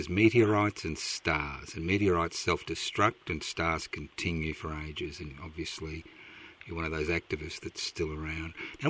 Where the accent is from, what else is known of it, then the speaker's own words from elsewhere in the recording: Brisbane, Queensland, Australia; moved away as an adult; I was born in Brisbane. I was born in 51. I grew up in Brisbane. And I left in 76